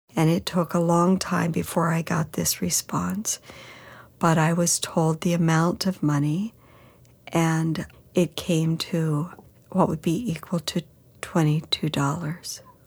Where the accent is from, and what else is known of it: United States